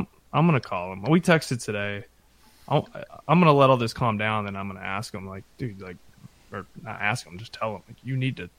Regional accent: Texas, United States; I grew up outside Dallas, small town, could go to Rangers games and actually like see him in person.

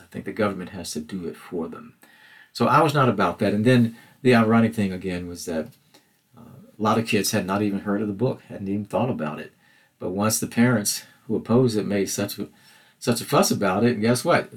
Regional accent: Mississippi, United States; growing up in Mississippi during the civil rights movement

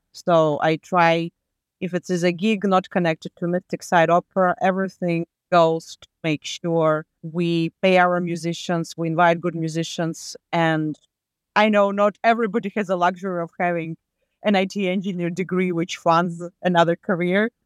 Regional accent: Latvia; now in Malden, United States; I was born back in U S S R in nineteen eighty-six

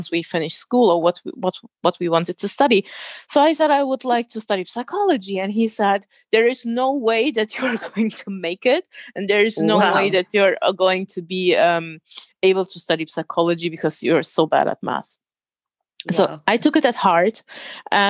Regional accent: Germany; accent: German; first language German; English is a second language; I was born and raised in Germany.

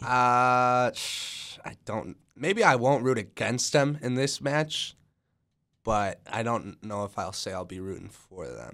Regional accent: United States; I'm American too

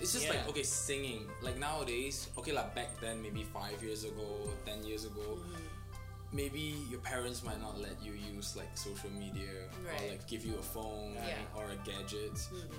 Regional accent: Ipoh, Perak, Malaysia; Like for me, I came from Ipoh.

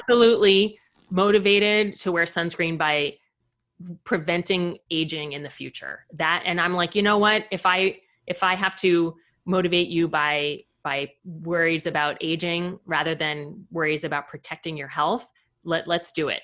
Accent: Fort Lauderdale, Florida, United States; moved away as an adult; I grew up in Fort Lauderdale

